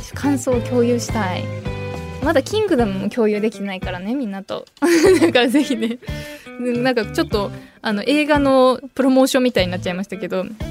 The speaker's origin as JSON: {"language": "Japanese", "region": "Niigata", "country": "Japan", "tie": "born or raised there", "said": "私新潟県出身"}